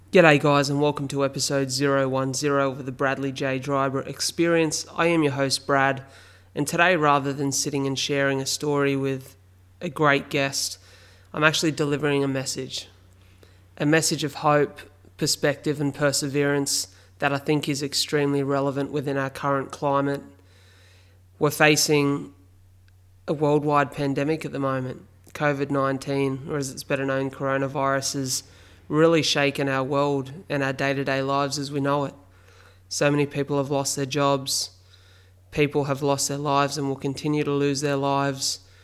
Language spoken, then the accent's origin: English; Wollongong, New South Wales, Australia; here in my hometown of Wollongong